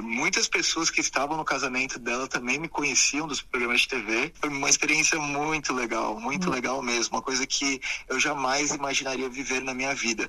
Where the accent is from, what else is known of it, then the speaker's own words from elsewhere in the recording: Sorocaba, São Paulo, Brazil; moved away as an adult; also born or lived in Wuhan, China / Beijing, China; now in China; eu sou do estado de São Paulo. Eu uhum. nasci em São Paulo, capital, mas depois me mudei para a cidade de Sorocaba, uhum. também no interior de São Paulo